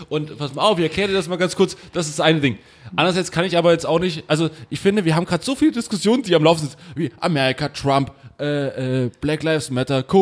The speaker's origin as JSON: {"language": "German", "region": "Saxony", "country": "Germany", "tie": "born or raised there", "said": "komme aus Sachsen, natürlich bin ich mit Onkels aufgewachsen und so."}